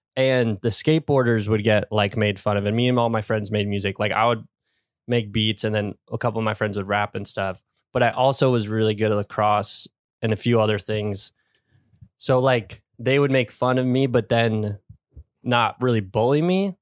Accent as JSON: {"language": "English", "town": "Warwick", "region": "New York", "country": "United States", "tie": "born or raised there", "said": "I grew up in Warwick, New York, which is a pretty, like, rural area in upstate New York"}